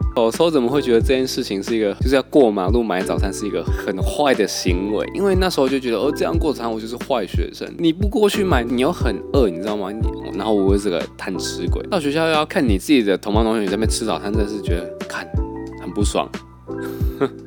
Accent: southern Taiwan, Taiwan; 我们国小，小时候在南部念书，因为我是南部，我是在这边的小学

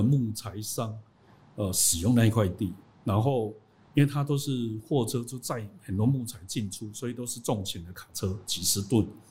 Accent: Taiwan; 我们台湾人

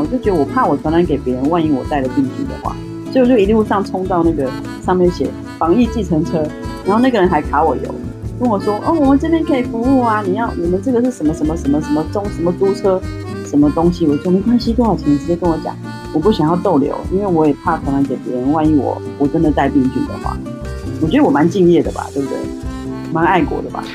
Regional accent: Taiwan; moved away as an adult; also born or lived in Zhuhai; 其实我们台湾人都很喜欢拜拜

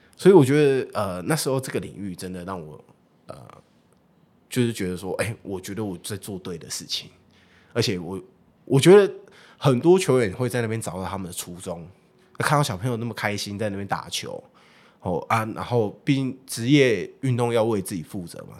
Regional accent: Taichung, Taiwan; also born or lived in Changhua; 我自己本身是彰化人啊。对，彰化人，那我从小就在台中念书，所以我对于台中这个区域我比较了解

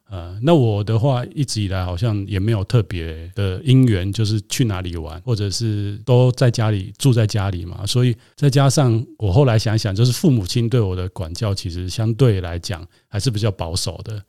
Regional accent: Taiwan; 我想在台湾长大

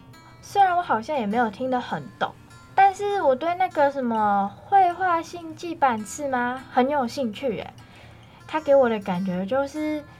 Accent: Malaysia; 在我的家乡马来西亚，虽然少有我了解到的光艺术，但是我们也有不同的街头艺术。让我觉得他们有在点亮马来西亚的各个城市

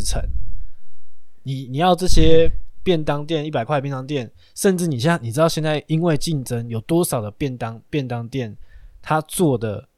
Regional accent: Taiwan; 我们台湾

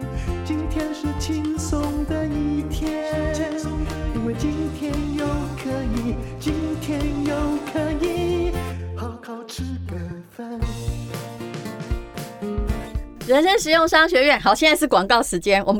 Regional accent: Yilan County, Taiwan; 因为我们是宜兰人的缘故

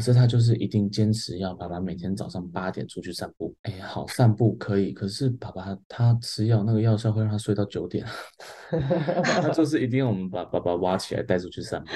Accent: Taiwan; 我觉得是我们台湾人的心态

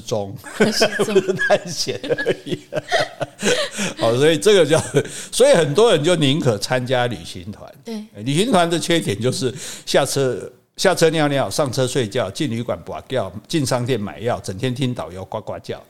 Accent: Taiwan; 我们台湾人习惯一开始就不会崩

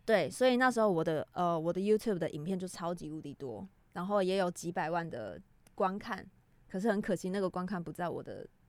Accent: Taiwan; 我们台湾人

